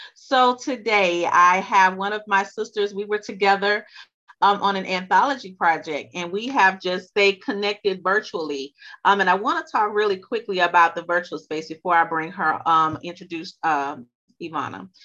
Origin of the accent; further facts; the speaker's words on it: Louisiana, United States; accent: Louisiana; she's from my home state, so y'all pardon us if our accents come out.